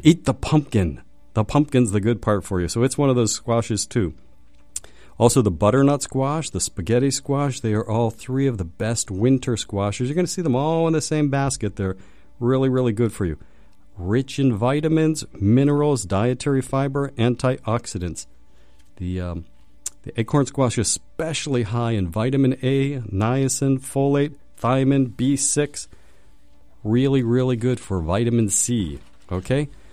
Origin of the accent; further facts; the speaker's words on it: Pittsburgh, Pennsylvania, United States; I'm from Pittsburgh.